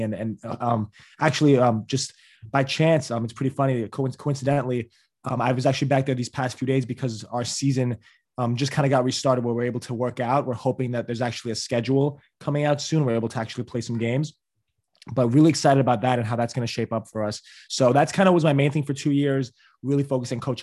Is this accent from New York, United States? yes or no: yes; New York City, New York, United States; I'm from New York City